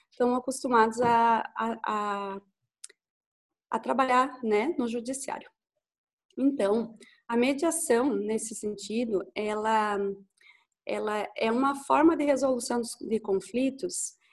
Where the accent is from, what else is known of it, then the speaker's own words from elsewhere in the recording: Lages, Santa Catarina, Brazil; eu sou a …, sou de Lages também.